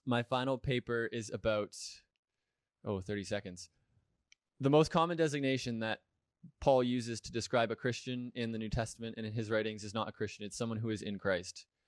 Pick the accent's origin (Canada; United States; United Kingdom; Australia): Canada; Richmond Hill, Ontario; also born or lived in Hamilton, Ontario; grew up attending the, the, the church in Richmond Hill